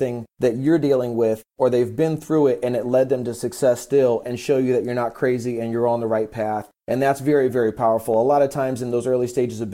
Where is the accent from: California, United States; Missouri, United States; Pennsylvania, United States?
California, United States; San Diego; I'm from San Diego, California, 37 years old